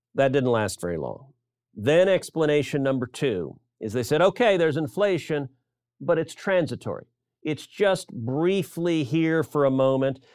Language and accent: English; Texas, United States; I'm from Texas.